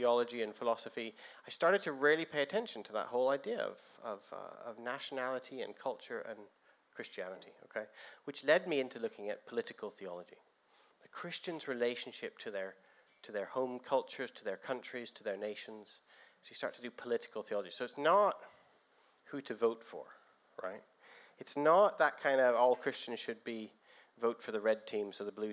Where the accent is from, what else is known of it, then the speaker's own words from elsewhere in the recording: Canada; moved away as an adult; also born or lived in Guildford, England; now in England; I came to England from Canada about 22 years ago